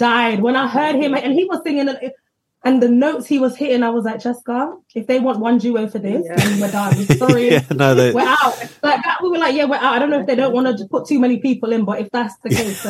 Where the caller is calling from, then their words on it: London, United Kingdom; And I'm …. We're sisters. We're joining you from Northwest London.